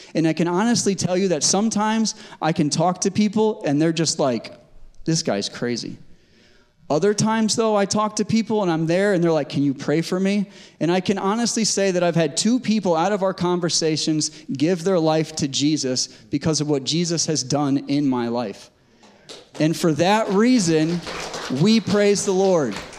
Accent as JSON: {"language": "English", "region": "Connecticut", "country": "United States", "tie": "born or raised there", "moved": "as an adult", "lives_now": "West Coast, United States", "said": "I grew up in Connecticut, spent most of my life in Connecticut before, being, before moving to the West Coast."}